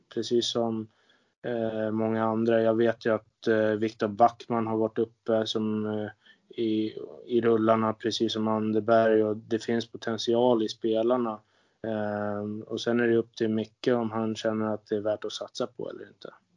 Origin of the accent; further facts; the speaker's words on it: Sweden; also born or lived in Linköping / Austria / Kazakhstan; som svensk